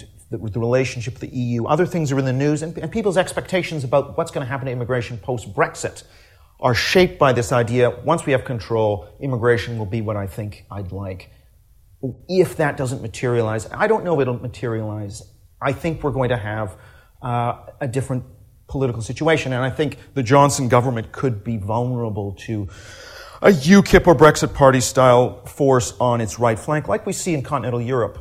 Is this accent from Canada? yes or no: yes; Canada; I'm Canadian